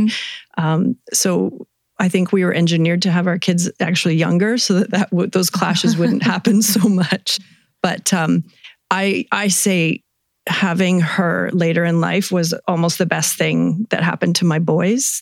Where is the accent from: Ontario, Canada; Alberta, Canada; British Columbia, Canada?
British Columbia, Canada; Vancouver; moved away as an adult; now in Kelowna, Canada; I grew up in Vancouver. Moved here about 25 years ago to start a family